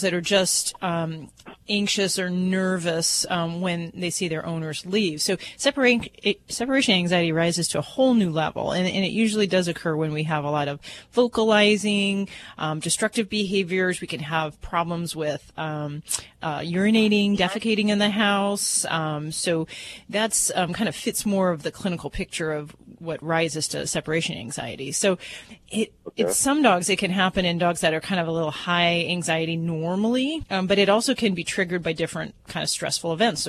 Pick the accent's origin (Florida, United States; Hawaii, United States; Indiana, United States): Indiana, United States; Hammond